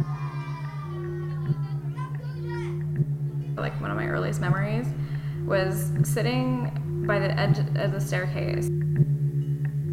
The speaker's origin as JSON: {"language": "English", "town": "Las Vegas", "region": "Nevada", "country": "United States", "moved": "as an adult", "lives_now": "Oakland, United States", "said": "I'm from Vegas, and I feel like this is the longest I've lived outside of Vegas."}